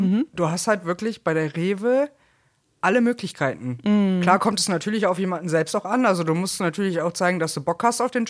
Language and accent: German; Bonn, North Rhine-Westphalia, Germany; now in Cologne, Germany; Und 2013 bin ich dann Marktmanagerin geworden, bin dann von Bonn nach Köln.